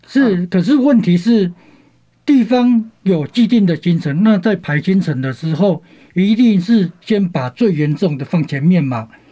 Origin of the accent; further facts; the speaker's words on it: Taitung County, Taiwan; 我们台东人